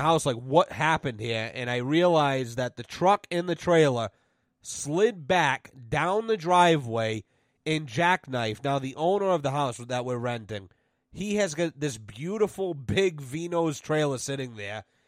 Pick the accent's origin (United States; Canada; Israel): United States; Douglas, Massachusetts; I'm from Douglas, Massachusetts.